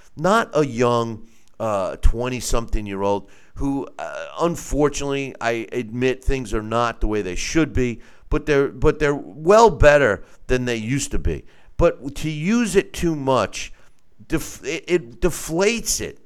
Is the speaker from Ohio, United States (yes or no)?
no; Long Island, New York, United States; me growing up, I'm from Long Island